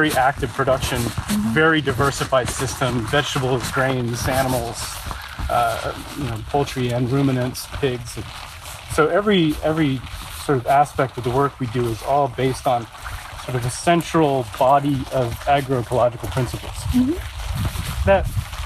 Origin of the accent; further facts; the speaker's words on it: New England, United States; I grew up in New England